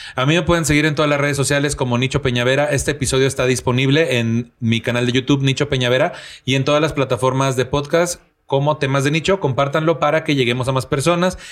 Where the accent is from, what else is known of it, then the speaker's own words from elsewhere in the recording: Tampico, Tamaulipas, Mexico; moved away; en mi tierra, que tú sabes, güey, que allá en Tampico